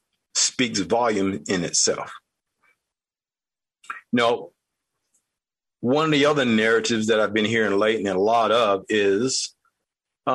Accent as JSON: {"language": "English", "region": "North Carolina", "country": "United States", "tie": "born or raised there", "said": "I grew up in North Carolina."}